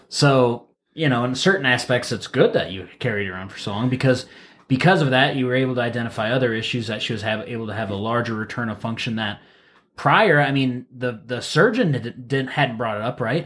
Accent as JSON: {"language": "English", "town": "Wauseon", "region": "Ohio", "country": "United States", "moved": "yes", "said": "back home, I'm from Waseon, Ohio"}